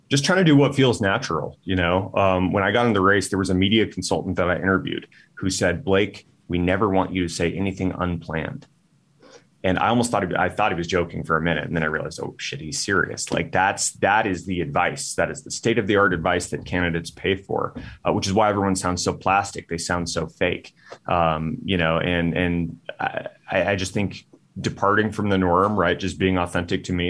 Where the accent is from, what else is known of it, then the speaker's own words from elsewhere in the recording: Tucson, Arizona, United States; Tucson, my hometown